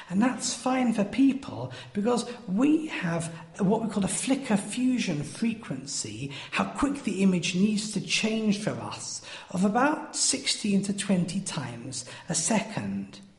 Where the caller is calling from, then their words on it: Wales, United Kingdom; from Wales